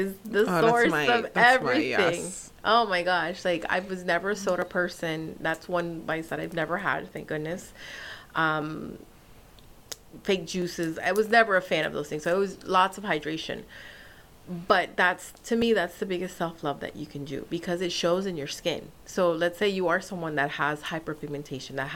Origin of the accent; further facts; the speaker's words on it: Nicaragua; now in United States; I'm from Nicaragua.